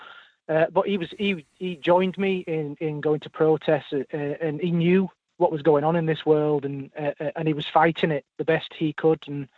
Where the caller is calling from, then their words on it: Wakefield, Yorkshire and the Humber, United Kingdom; I'm calling from West Yorkshire, Wakefield.